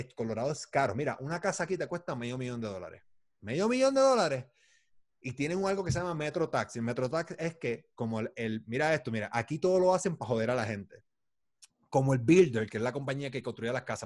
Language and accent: Spanish; Puerto Rico; yo soy puertorriqueño